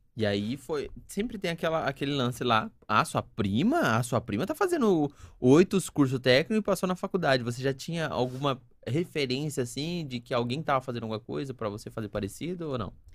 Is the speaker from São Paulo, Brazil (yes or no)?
yes; Sumaré, São Paulo, Brazil; Eu não sou nascido, mas eu sou criado em Sumaré